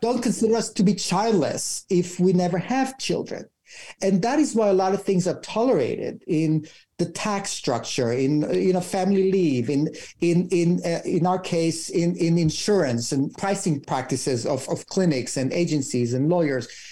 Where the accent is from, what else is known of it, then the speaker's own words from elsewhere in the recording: Israel; moved away as an adult; I'm from Israel, my husband's Canadian